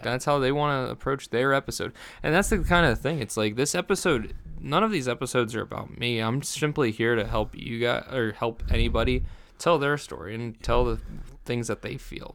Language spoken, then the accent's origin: English; New Jersey, United States; moved away; I come from New Jersey